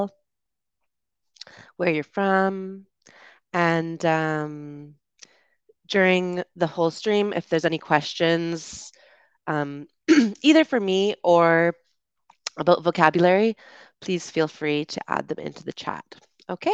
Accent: Vancouver Island, British Columbia, Canada; moved away as an adult; also born or lived in United Kingdom; I was born in North America in Vancouver, Canada, and I grew up on Vancouver Island, which is just an hour and a half from Vancouver on the west coast of Canada.

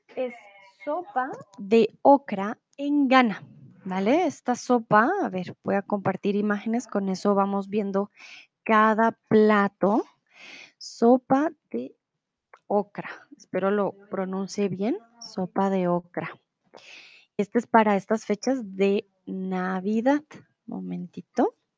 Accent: Colombia; yo soy de Colombia

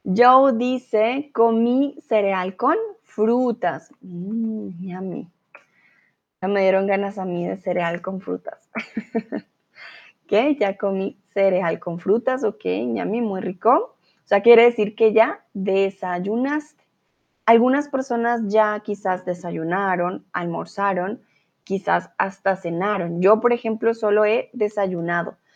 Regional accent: Colombia; first language Spanish

